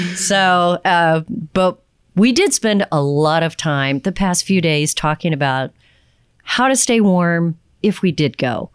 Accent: Texas, United States; I'm from Texas

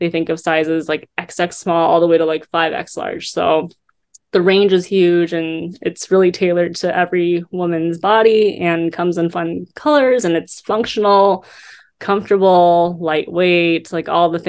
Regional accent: South Korea; born there; You know, I was born in South Korea.

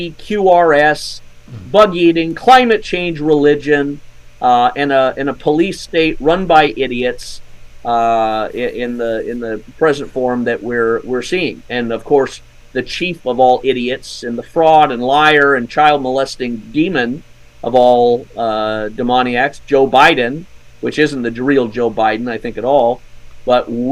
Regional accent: Scotland, United Kingdom; moved away; I was born in Scotland

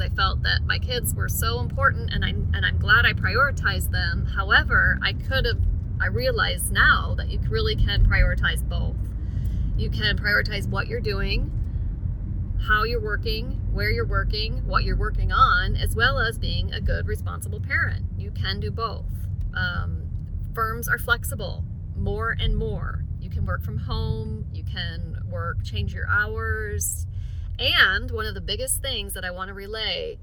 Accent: Sylvania, Ohio, United States; also born or lived in New Mexico; now in Lexington, United States; I am currently practicing in Lexington, Kentucky, although I'm originally from Sylvania, Ohio

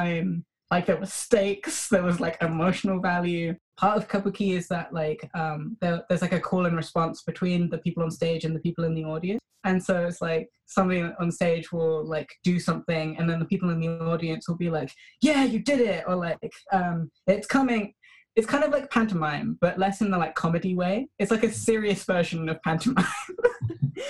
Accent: London, United Kingdom; I was born in Britain and have lived my entire life in London

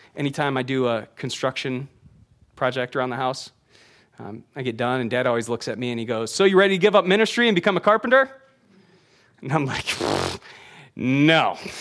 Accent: United States; we as American readers

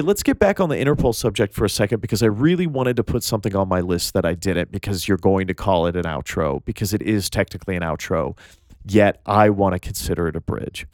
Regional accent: Tennessee, United States; I'm from Tennessee

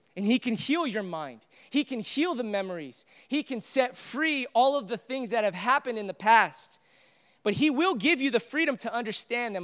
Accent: United States; I, I am a proud American. I love being an American.

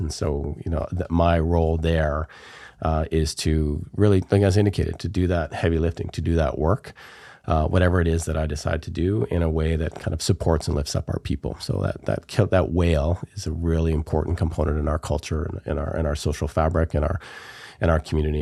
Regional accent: We Wai Kai Nation, Vancouver Island, British Columbia, Canada; I'm from the Wee Wee K Nation here on Vancouver Island

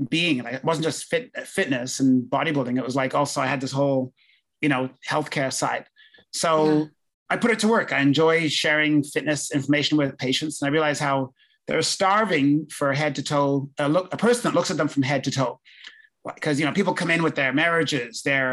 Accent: London, United Kingdom; moved away; also born or lived in Winnipeg, Canada; I was born in London

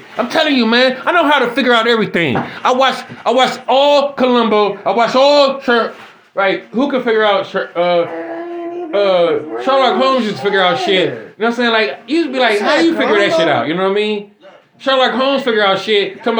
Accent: Jamaica; I'm a Jamaican around this bitch.

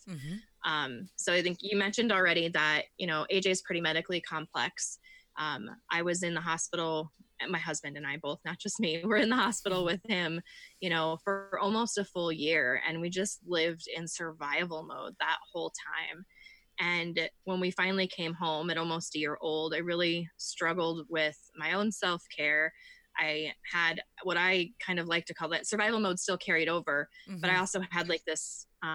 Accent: Iowa, United States; I am from Iowa. I live in the tiniest town that most people can think

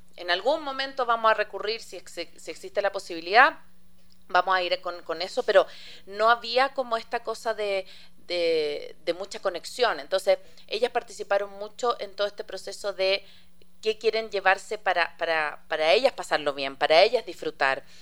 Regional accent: Chile; now in Ecuador; yo soy chilena, tengo mi familia allá

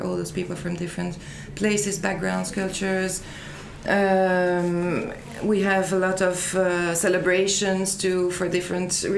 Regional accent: Liège area, Wallonia, Belgium; moved away as an adult; now in Brussels, Belgium; I'm Belgian. I was born in the area of Liège. That's about 100 kilometers from Brussels. But then I moved to Brussels for work.

